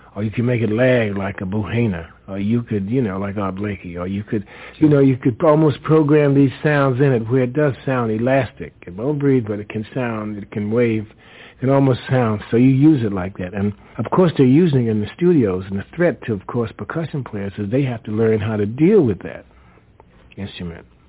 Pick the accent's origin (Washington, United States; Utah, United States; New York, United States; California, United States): New York, United States; New York City; the way I grew up in New York City